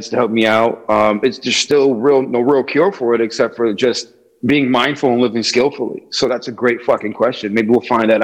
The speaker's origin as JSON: {"language": "English", "town": "New Britain", "region": "Connecticut", "country": "United States", "tie": "born or raised there", "lives_now": "Hartford, United States", "said": "I currently live in Hartford. I'm born and raised in New Britain, Connecticut"}